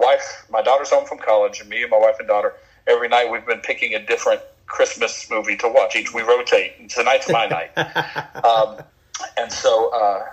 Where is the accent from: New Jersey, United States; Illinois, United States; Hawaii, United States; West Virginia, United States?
West Virginia, United States; Gary; I grew up in Gary, West Virginia.